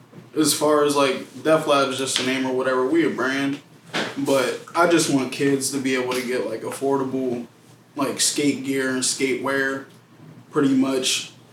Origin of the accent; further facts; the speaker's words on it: United States; I'm from Stilton.